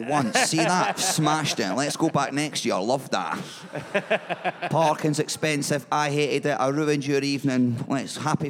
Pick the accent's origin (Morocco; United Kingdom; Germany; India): United Kingdom; Edinburgh, Scotland; I'm from Edinburgh